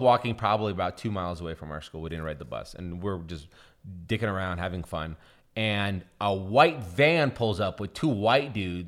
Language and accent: English; Seattle, Washington, United States; also born or lived in Russia; I think we live in like a legit ghetto, and uh, in Seattle